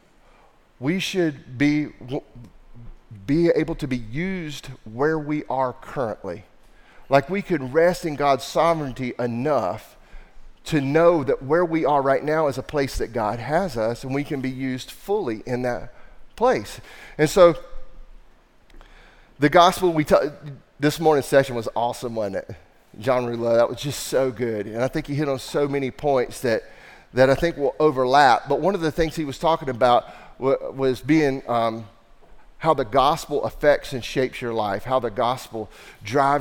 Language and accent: English; the Bible Belt, United States; I'm from the Bible Belt